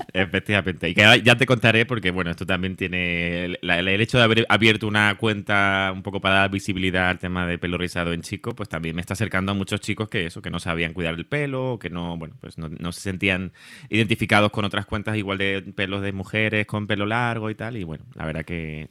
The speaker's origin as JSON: {"language": "Spanish", "area": "Tenerife", "region": "Canary Islands", "country": "Spain", "accent": "Canarian", "moved": "as an adult", "lives_now": "Madrid, Spain", "said": "por mi acento ya habrán eh, descubierto que, bueno, soy canario, soy de Tenerife, aunque llevo ya 11 años en Madrid"}